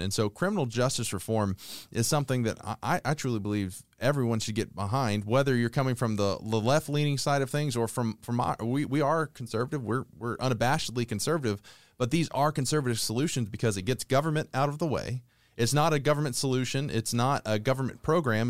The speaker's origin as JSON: {"language": "English", "town": "Conyers", "region": "Georgia", "country": "United States", "tie": "born or raised there", "said": "I grew up in Conyers, Georgia, which is on the east side of Atlanta"}